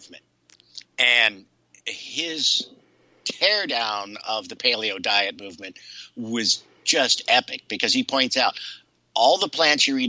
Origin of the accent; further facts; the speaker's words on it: Ohio, United States; I grew up in Ohio